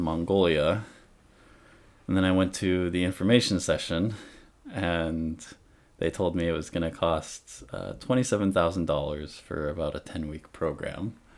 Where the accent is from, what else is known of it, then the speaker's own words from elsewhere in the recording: Monmouth, Oregon, United States; moved away as an adult; also born or lived in Washington / Corvallis, Oregon / Bend, Oregon / Eugene, Oregon; now in Japan; I grew up mostly in Monmouth, Oregon.